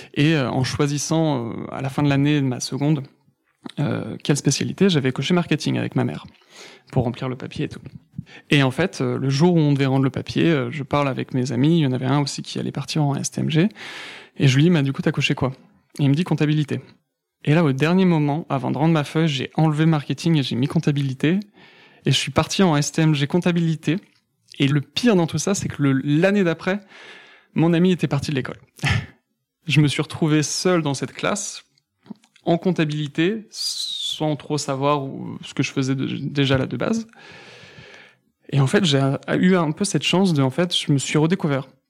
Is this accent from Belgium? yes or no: no; Villennes-sur-Seine, Île-de-France, France; also born or lived in Mantes-la-Jolie; j'ai vécu toute mon enfance toujours dans le 78, mais entre Poissy et Saint-Germain, un petit village